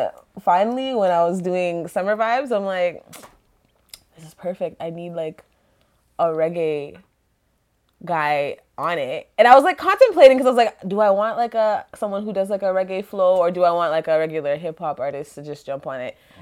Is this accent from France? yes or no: no; Canada; I'm so friggin' Canadian. Like, my accent's not that great.